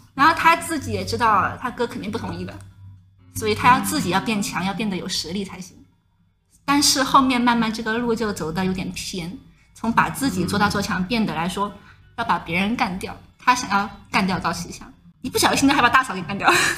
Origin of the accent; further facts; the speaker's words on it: Sichuan, China; 我是四川人嘛